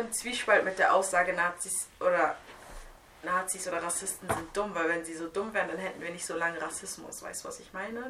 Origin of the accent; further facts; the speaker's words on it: Hamburg, Germany; Ich bin hier in Hamburg zur Schule gegangen